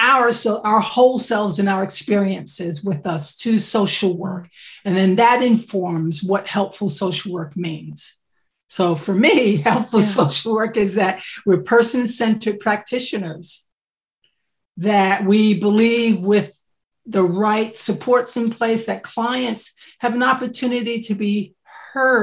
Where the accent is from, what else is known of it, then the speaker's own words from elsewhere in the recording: United States; accent: American; moved away as an adult; now in United Kingdom; I'm American.